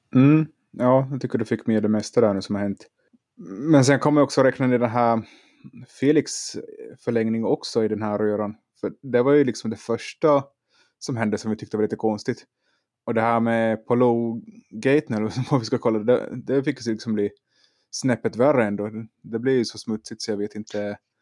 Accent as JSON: {"language": "Swedish", "country": "Finland", "tie": "born or raised there", "moved": "yes", "lives_now": "Sweden", "said": "jag är också i, som Anders i Finland. Jag är i mina hemtrakter"}